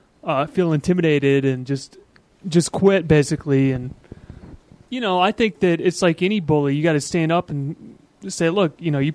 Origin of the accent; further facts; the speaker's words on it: Atlanta, Georgia, United States; now in Keene, United States; I'm from the Atlanta area, and... I've dealt with real thugs before. When I lived in the Atlanta area, I felt the need to carry a gun. I've never felt that need in Keene.